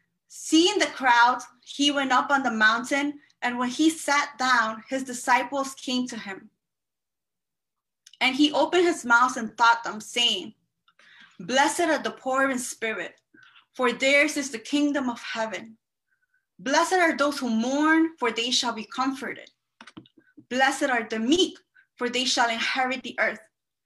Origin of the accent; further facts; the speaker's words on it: Elmhurst, New York, United States; I don't know much about Hempstead because I'm from Queens. But I'm also from Elmhurst